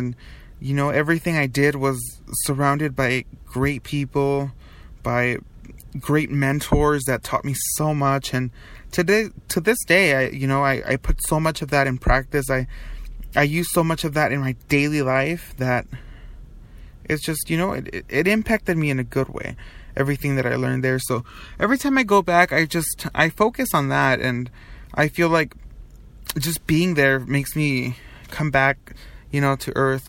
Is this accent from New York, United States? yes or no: no; Long Beach, California, United States; moved away; I am from Long Beach.